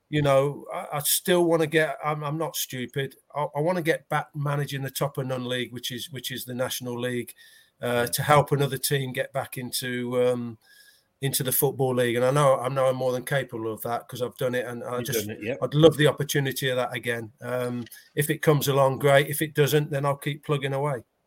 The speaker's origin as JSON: {"language": "English", "country": "United Kingdom", "said": "we're British"}